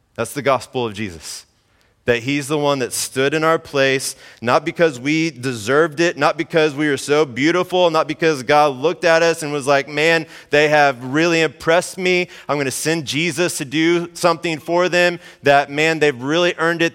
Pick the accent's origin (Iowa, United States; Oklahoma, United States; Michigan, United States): Oklahoma, United States; Mustang; moved away; I grew up in Oklahoma, central Oklahoma, in the O K C area